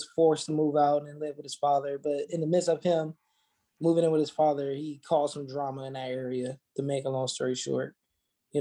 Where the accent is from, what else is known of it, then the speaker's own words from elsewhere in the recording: Los Angeles, California, United States; moved away as an adult; also born or lived in Kentucky; now in Tennessee, United States; born and raised in Los Angeles. I've been living in the Kentucky, Tennessee area for the past 3-4 years